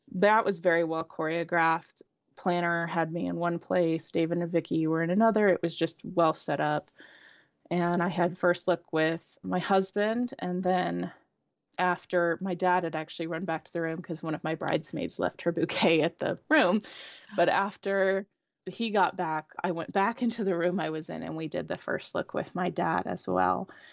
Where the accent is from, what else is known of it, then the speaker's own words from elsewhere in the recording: Indianapolis, Indiana, United States; I grew up in the Midwest, in Indianapolis